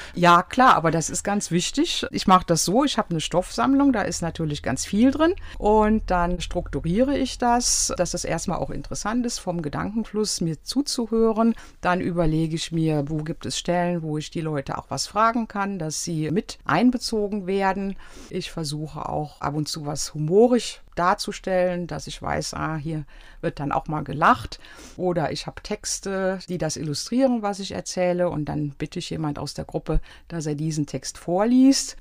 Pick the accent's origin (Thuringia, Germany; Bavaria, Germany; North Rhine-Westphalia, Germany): North Rhine-Westphalia, Germany; Aachen; moved away as an adult; also born or lived in Netherlands / Jülich / Cologne / Frankfurt; now in Harxheim, Germany; Ich bin groß geworden im Rheinland. Aachen und Jülich waren die Stationen.